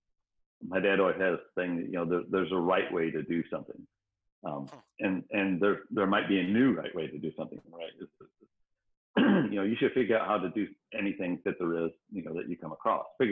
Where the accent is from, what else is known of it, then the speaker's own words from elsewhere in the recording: Rockford, Illinois, United States; moved away as an adult; now in Cleveland, United States; grew up in Northern Illinois, in Rockford, Illinois.